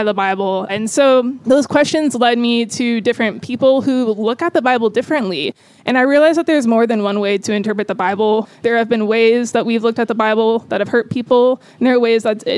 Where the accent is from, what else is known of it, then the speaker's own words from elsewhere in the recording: Tallahassee, Florida, United States; I am from Tallahassee, Florida, moving pretty soon to Phoenix, Arizona.